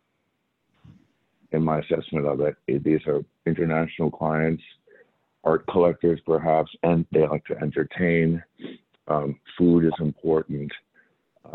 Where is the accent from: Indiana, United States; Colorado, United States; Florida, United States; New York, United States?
New York, United States; Long Island; also born or lived in Arizona; we came in from Long Island, where I grew up